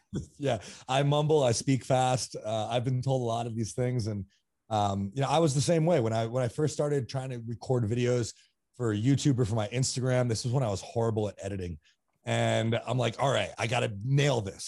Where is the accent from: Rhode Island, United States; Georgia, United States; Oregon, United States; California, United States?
Rhode Island, United States; East Greenwich; moved away; also born or lived in Burlington, Vermont / Colorado; I grew up in East Greenwich, Rhode Island